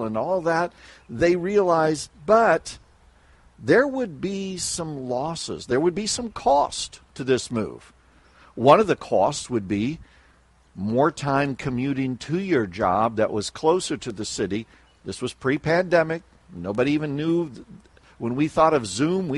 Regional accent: Salina, Kansas, United States; moved away as an adult; also born or lived in Chicago, Illinois / Warsaw, Indiana; now in Chicago suburbs, United States; I grew up in Salina, Kansas

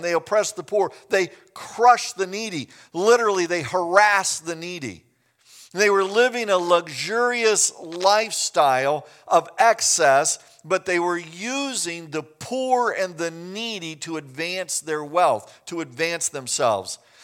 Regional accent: Kansas, United States; I grew up in Kansas.

